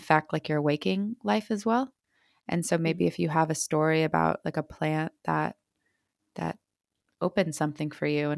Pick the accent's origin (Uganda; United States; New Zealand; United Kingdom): United States; I'm American, but my mom's South American and my dad's like Russian and Polish.